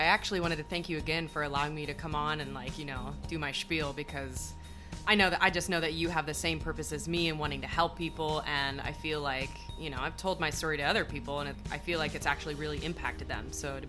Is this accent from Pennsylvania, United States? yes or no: no; Florida, United States; I grew up in Florida